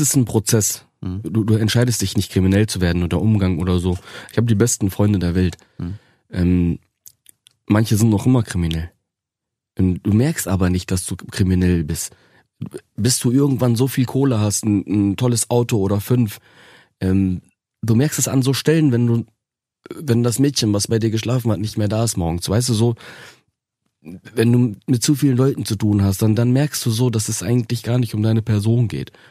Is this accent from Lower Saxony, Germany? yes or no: yes; Osnabrück, Lower Saxony, Germany; Das, das ist so meine Geburtsstadt. Ähm, da ist alles in Ordnung. Und das Gastarbeiterviertel, äh, wo ich groß geworden bin